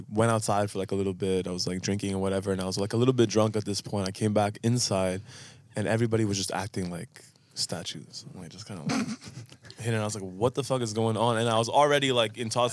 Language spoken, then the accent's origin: English; Ottawa, Ontario, Canada; moved away as an adult; now in Australia; where I'm from Ottawa, which is like the capital